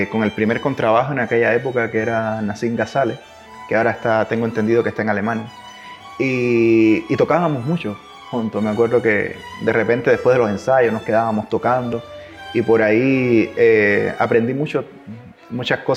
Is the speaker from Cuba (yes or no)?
yes; Cuba; accent: mix of Cuban, Chilean and Spanish; cuando estoy acá {S1} me notan que tengo un acento cubano. {S0} Entonces es como {S1} un, acento que es como una mezcla entre cubano, chileno y español.